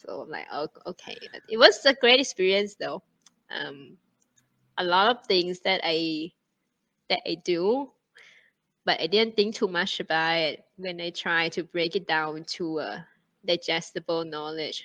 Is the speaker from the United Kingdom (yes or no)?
no; Thailand; moved away as an adult; also born or lived in China; now in Singapore; Thailand is my uh, my home country